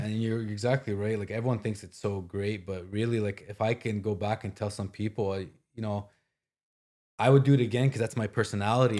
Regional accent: Ottawa, Ontario, Canada; also born or lived in Toronto / Scotland; Ottawa, my hometown, all my friends and family.

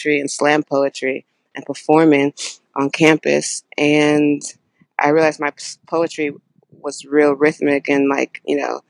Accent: Houston, Texas, United States; I'm from Houston, Texas

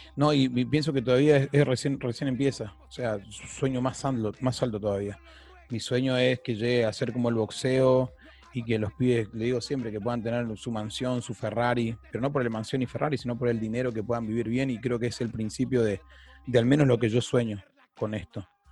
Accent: Argentina; Nosotros somos argentinos

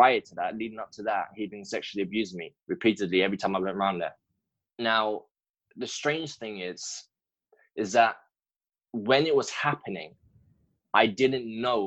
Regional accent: London, United Kingdom; I'm from London in the UK, and I was practically raised up in a broken home

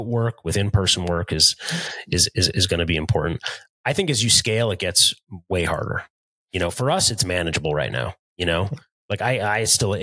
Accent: United States; I was born an hour outside of New York City

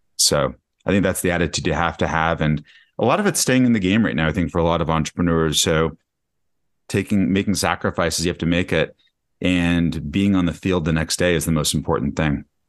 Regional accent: Denver, Colorado, United States; moved away as an adult; also born or lived in Michigan; now in New York City, United States; I grew up in Denver, Colorado.

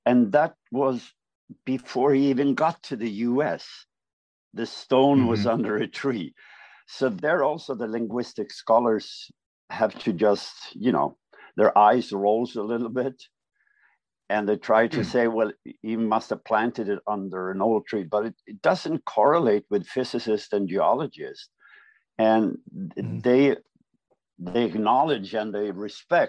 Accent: Sweden; we speak Swedish

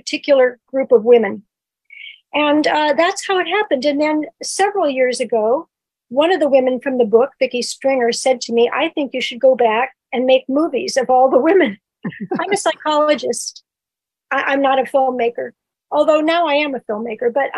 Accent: California, United States; I'm a Californian.

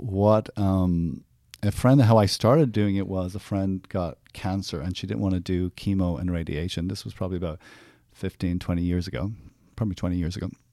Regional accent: Ireland; Growing up, I grew up in Ireland

